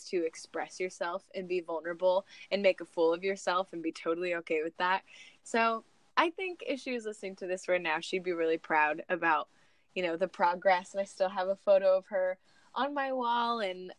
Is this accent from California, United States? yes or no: yes; Sacramento, California, United States; also born or lived in Nevada; Yeah, well, I was born and raised in Sacramento, California, for 11 years.